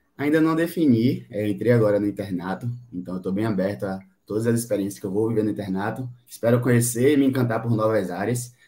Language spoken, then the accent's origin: Portuguese; Salvador, Bahia, Brazil; eu sou de Salvador, Bahia